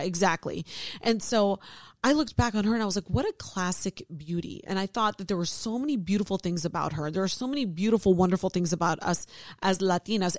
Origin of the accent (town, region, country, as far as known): Ohio, United States; born or raised there